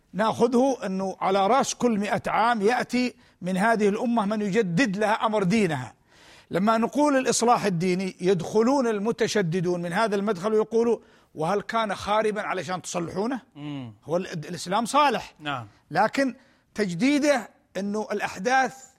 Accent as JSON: {"language": "Arabic", "country": "Yemen", "said": "بلادنا اليمن"}